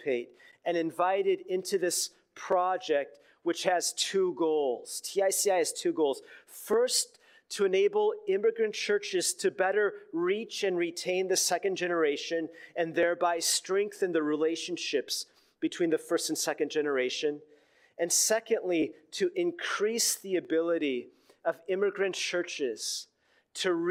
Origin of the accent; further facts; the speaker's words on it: Minneapolis, Minnesota, United States; moved away as an adult; also born or lived in Los Angeles; I had left my hometown in Minneapolis